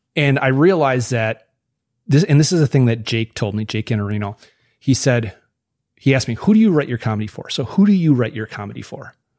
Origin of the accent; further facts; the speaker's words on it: Wisconsin, United States; I'm from Wisconsin